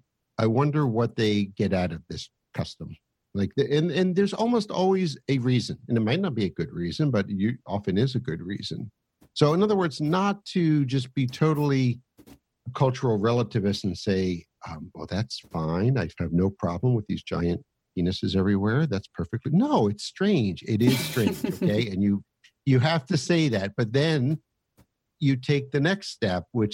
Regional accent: United States

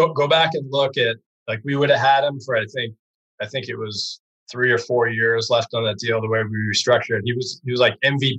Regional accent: Brookline, Massachusetts, United States; we're both from Brookline

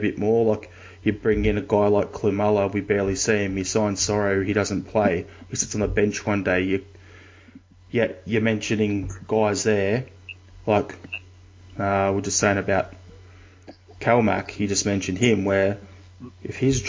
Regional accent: Australia; as an Australian

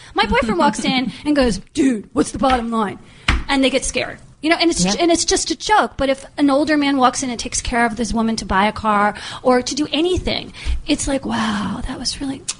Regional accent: East Coast, United States; moved away; I come from the East Coast.

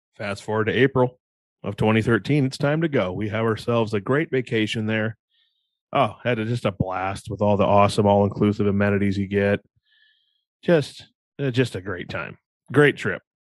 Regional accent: Iowa, United States; we're from Iowa

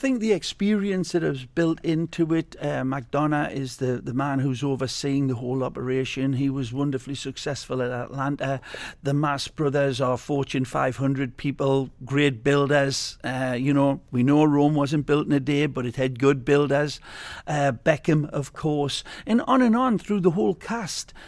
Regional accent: Newcastle upon Tyne, North East England, United Kingdom; moved away as an adult; now in Fort Lauderdale, United States; Newcastle United in my, uh, my hometown, which I was always very proud proud of. I'm a proud Geordie

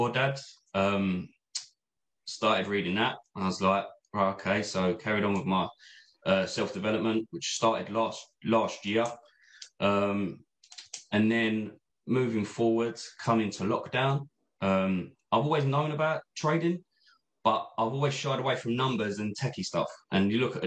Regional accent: Essex, East of England, United Kingdom; I'm from Essex, as you can probably tell

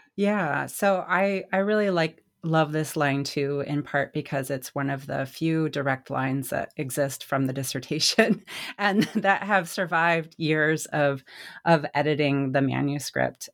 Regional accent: United States; moved away as an adult; also born or lived in Indiana; growing up in Wyoming, Colorado, um, where I stopped living full-time in around two thousand six

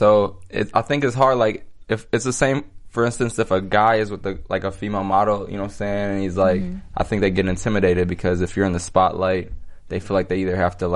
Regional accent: Minnesota, United States; now in Los Angeles, United States; I come from Minnesota

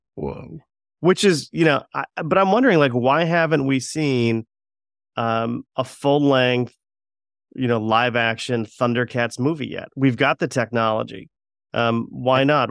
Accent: Florida, United States; we were growing growing up in Florida

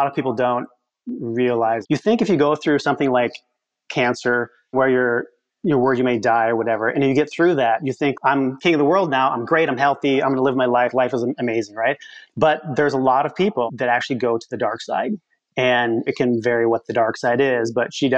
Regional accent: Midwest, United States; I'm from the Midwest

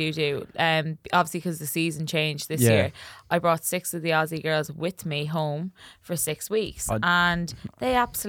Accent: Ireland; now in Australia; I'm Irish.

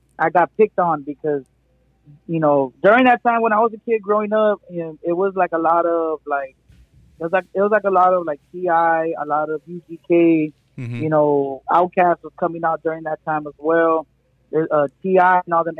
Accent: Cotulla, Texas, United States; born or raised there; also born or lived in San Antonio, Texas

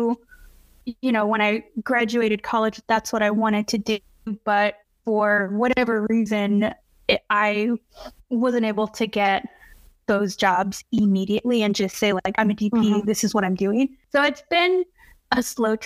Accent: Texas, United States; moved away; I was born and raised in Texas

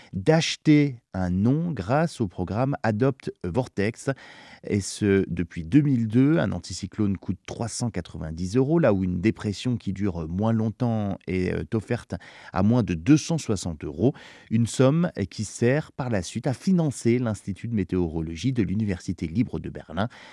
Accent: France; chez nous en France

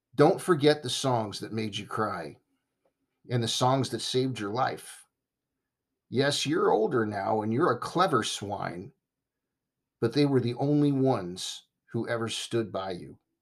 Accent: United States; being American

